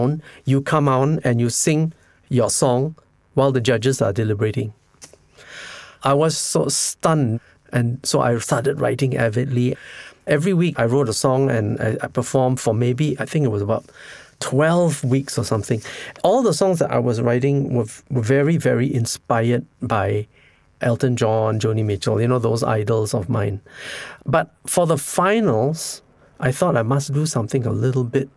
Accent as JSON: {"language": "English", "country": "Singapore", "said": "my Singaporeanness"}